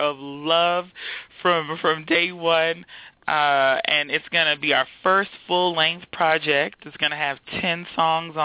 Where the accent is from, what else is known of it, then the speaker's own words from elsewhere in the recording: Houston, Texas, United States; moved away as an adult; also born or lived in Austin, Texas / Baltimore, Maryland; now in DMV area, United States; I was born and raised in Houston, Texas, and I went to undergrad at the University of Texas in Austin.